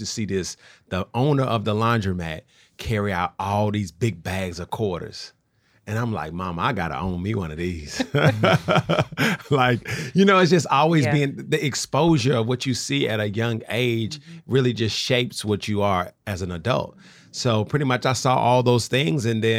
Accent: Nashville, Tennessee, United States; And so my backstory is that I grew up in Nashville.

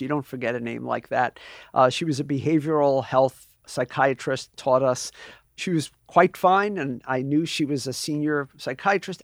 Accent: New York City, New York, United States; I'm a New Yorker

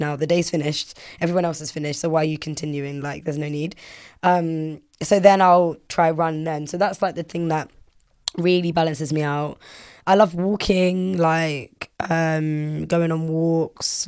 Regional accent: London, United Kingdom; I'm from London and I'm black, but I'm also, like, Caribbean

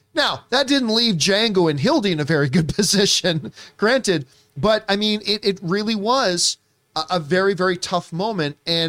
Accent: Australia; As an Aussie. I can't do the accent.

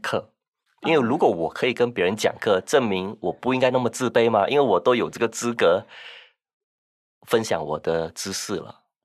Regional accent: Singapore; 我来自新加坡

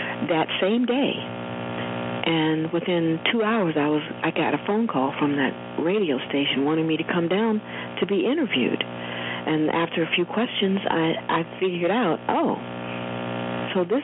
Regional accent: United States; as an American

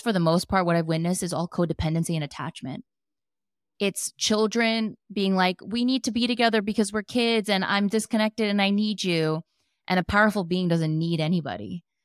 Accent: New Jersey, United States; moved away as an adult; also born or lived in New York / Los Angeles; now in San Diego, United States; born and raised in Jersey and lived in New York for a long time

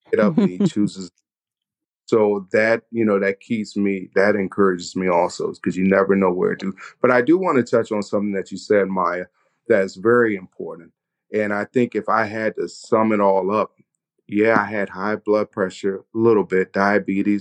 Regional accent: the South, United States; moved away; I'm from the South, and so that traditional eating, the fried foods, the greens

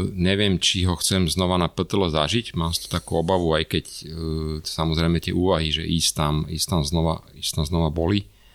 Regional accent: Bratislava, Bratislava Region, Slovakia; som chlapec z Bratislavy

